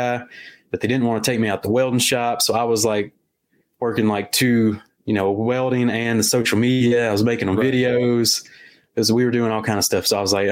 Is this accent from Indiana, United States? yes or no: no; Campti, Louisiana, United States; also born or lived in Coushatta, Louisiana; I'm from Louisiana, Coushatta, Louisiana, originally from Campy, Louisiana, which is about 20 minutes that way.